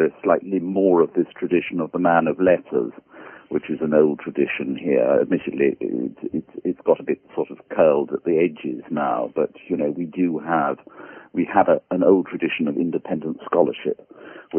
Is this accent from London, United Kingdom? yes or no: yes; London, United Kingdom; I grew up here in London